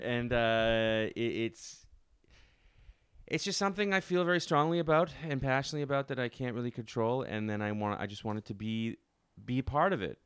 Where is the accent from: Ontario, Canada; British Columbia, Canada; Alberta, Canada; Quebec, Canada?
Ontario, Canada; Ottawa; now in New York, United States; I'm not from Toronto, but I'm from, I'm from Ottawa.